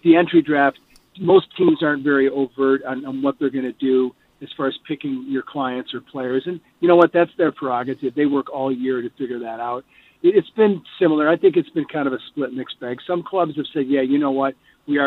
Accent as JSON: {"language": "English", "region": "Michigan", "country": "United States", "moved": "yes", "lives_now": "Colorado, United States", "said": "It's where I spend most mm-hmm. of my time, but I'm from Michigan"}